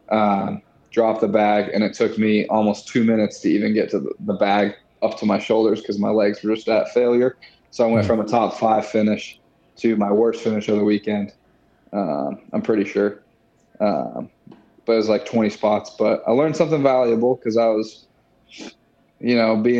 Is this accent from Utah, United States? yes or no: yes; Utah, United States; moved away as an adult; now in Jacksonville, United States; I'm from Utah